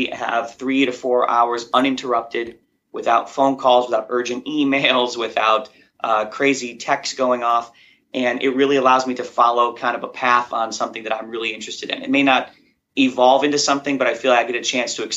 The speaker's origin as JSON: {"language": "English", "town": "Chicago", "region": "Illinois", "country": "United States", "tie": "born or raised there", "said": "I grew up in Chicago, and outside of Chicago in a small little blue-collar town"}